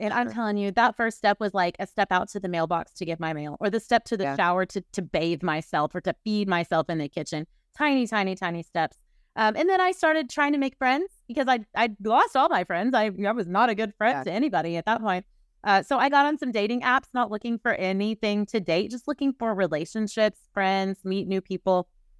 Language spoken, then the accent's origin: English; Oklahoma City, Oklahoma, United States; I was born in the Bible Belt, Oklahoma City, lived in a 10-mile radius my whole life.